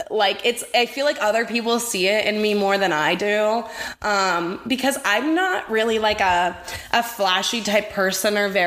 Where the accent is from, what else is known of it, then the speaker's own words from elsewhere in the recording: Redondo Beach, California, United States; Yeah, I'm from Redondo